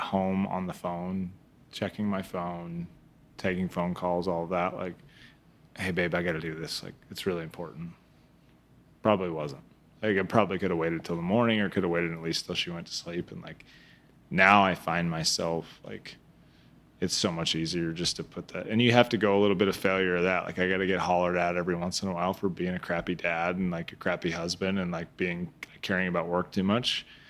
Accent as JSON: {"language": "English", "region": "Midwest", "country": "United States", "tie": "born or raised there", "said": "Like growing up in the Midwest, like he was influential."}